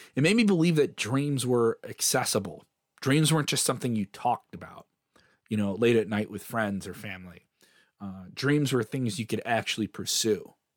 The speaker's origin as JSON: {"language": "English", "town": "Chicago", "region": "Illinois", "country": "United States", "said": "I am a Chicagoan from the south side of Chicago"}